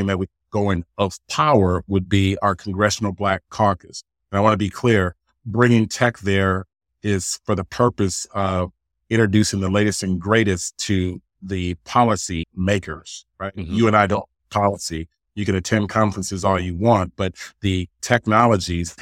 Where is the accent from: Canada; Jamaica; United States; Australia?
Jamaica; I'm Jamaican